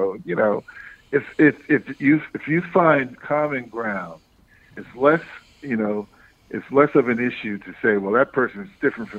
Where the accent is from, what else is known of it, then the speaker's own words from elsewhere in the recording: Harlem, New York, United States; I mean, I grew up in Harlem, and for the first 15, 20 years of my life, I was just surrounded by Blacks and Puerto Ricans primarily.